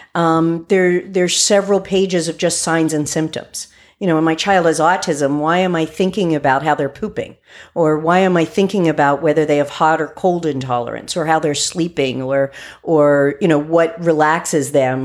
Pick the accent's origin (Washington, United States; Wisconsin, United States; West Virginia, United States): West Virginia, United States; I grew up in West Virginia